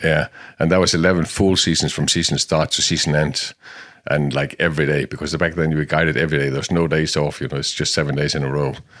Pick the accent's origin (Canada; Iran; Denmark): Denmark; I was born in Denmark in, uh, in the sixties, sixty-two. I'm not afraid of saying that. And, uh, in the middle of a jodland.